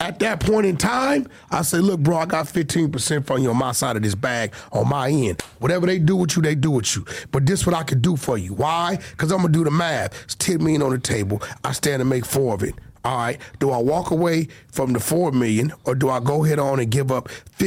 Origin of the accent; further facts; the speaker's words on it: Los Angeles, California, United States; I'm from Pacoima, bro. My mentality is not to hate a Mexican. I grew up fighting roosters and eating fucking mole